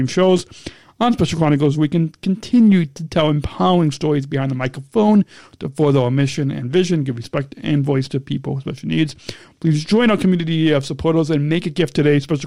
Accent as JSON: {"language": "English", "region": "Illinois", "country": "United States", "said": "Illinois, in my home state"}